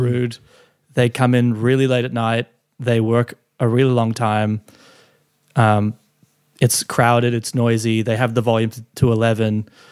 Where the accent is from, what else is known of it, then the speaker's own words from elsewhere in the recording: Gold Coast, Queensland, Australia; moved away as an adult; also born or lived in Sydney; I was from the Gold Coast. I moved to Sydney to do this internship